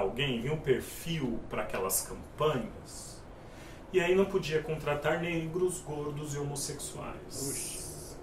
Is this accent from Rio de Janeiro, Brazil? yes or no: no; São Paulo, Brazil; eu sou da periferia de São Paulo, da região do Capão Redondo